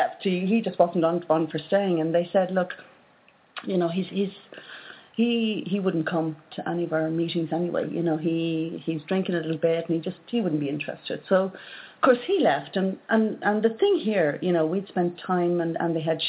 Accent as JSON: {"language": "English", "country": "Ireland", "said": "from Ireland"}